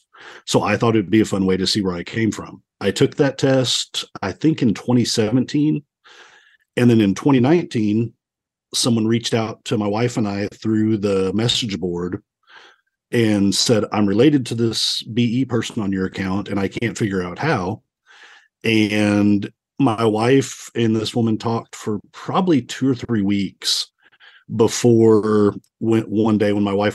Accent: Dallas, Texas, United States; my birth certificate, I was born in Dallas

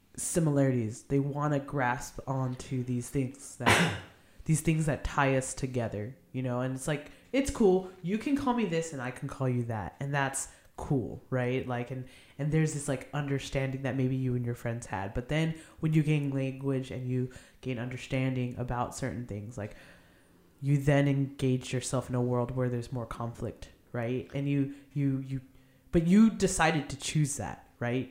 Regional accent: Arcadia, California, United States; also born or lived in Philadelphia; I grew up in Arcadia. I was born in Philadelphia, though

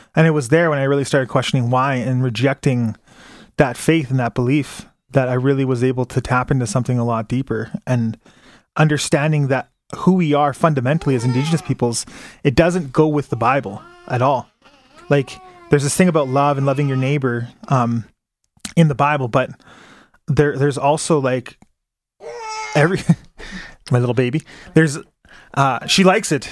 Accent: Calgary, Alberta, Canada; I was born in Calgary.

